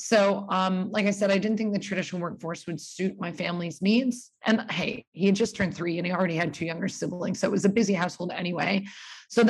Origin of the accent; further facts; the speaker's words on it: Burlington, Ontario, Canada; moved away as an adult; also born or lived in New York, United States / Australia; I was born in Burlington, Ontario, and that's where I live right now